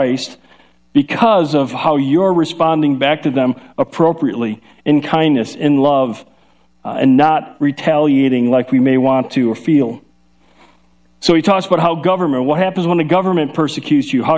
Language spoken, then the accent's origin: English; Chicago, Illinois, United States; accent: Chicago; now in Ohio, United States; We're from Chicago, so we have a Chicago accent, and when I get really going, then I start start breaking out, I start talking like this.